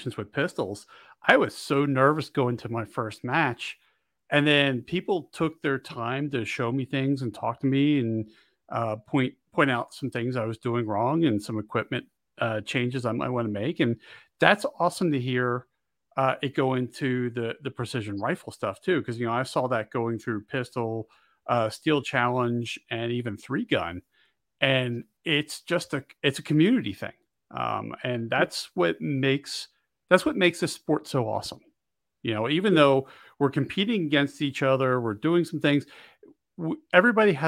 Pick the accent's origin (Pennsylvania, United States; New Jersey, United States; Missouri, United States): Pennsylvania, United States; now in Montana, United States; I grew up in Pennsylvania